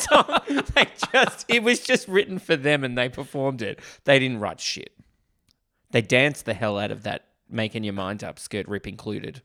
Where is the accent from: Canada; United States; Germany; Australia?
Australia